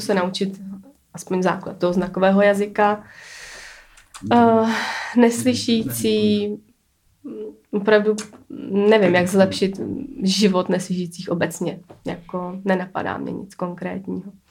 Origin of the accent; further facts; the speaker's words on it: Czechia; jsem Čech, jako mám to tady rád